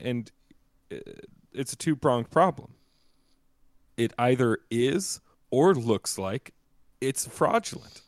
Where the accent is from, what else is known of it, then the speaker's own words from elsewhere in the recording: the South, United States; when I was younger, growing up in the South